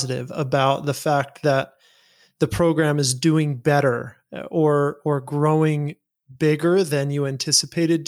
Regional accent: Utah, United States; born or raised there

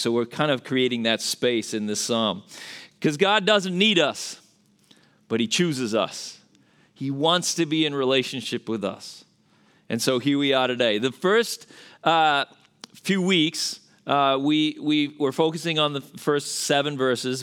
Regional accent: Australia; accent: Australian; moved away as an adult; now in United States; I'm originally from Australia. That's where the accent's from

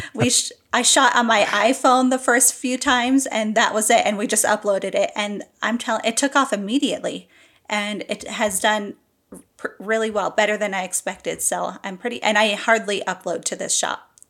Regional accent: New Jersey, United States; I'm from New Jersey

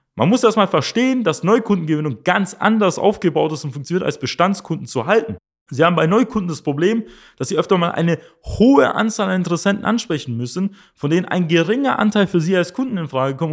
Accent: Germany; bei uns in Deutschland

